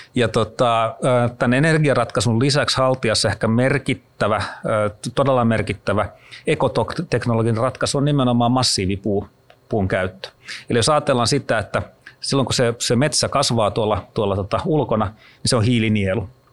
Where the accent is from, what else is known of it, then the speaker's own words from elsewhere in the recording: Kruunupyy, Central Ostrobothnia, Finland; moved away; mä oon Keski-Pohjanmaalta kotoisin kruunupyystä